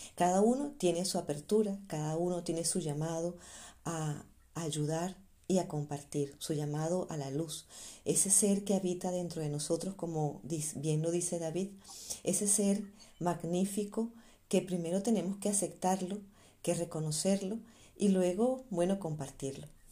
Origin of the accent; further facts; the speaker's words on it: Venezuela; moved away as an adult; also born or lived in Spain; now in Germany; yo también soy venezolana